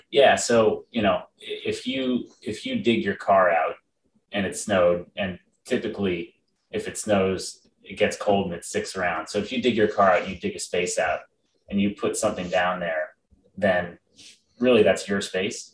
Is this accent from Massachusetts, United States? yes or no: yes; Boston, Massachusetts, United States; also born or lived in Princeton, New Jersey; I was born in Boston, and other than four years when I moved to the great state of New Jersey, I've been in Boston my entire life